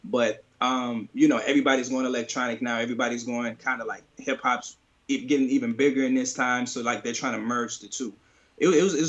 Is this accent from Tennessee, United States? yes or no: no; St. Louis, Missouri, United States; moved away as an adult; St. Louis, which is my hometown, which is where I was first 25 years of my life.